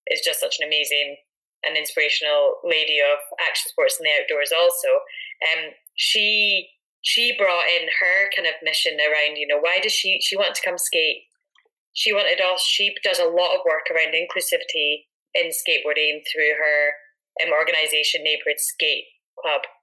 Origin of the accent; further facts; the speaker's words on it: Edinburgh, Scotland, United Kingdom; her growing up in Aberdeenshire, myself in Edinburgh, um, but both having a connection to the Highlands.